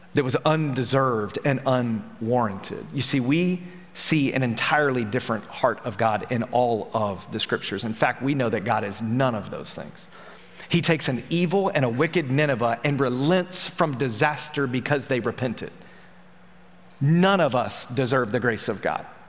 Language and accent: English; Memphis, Tennessee, United States; I'm from Memphis